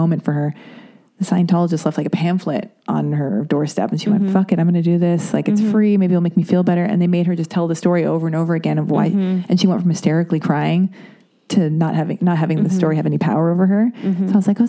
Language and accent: English; Los Angeles, California, United States; we lived near the Scientology Center when I was a little kid because I grew up in Hollywood